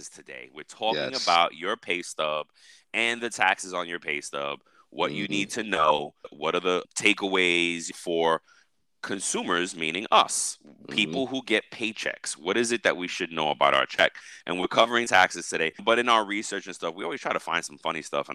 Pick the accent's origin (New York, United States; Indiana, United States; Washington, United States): New York, United States; I'm a New Yorker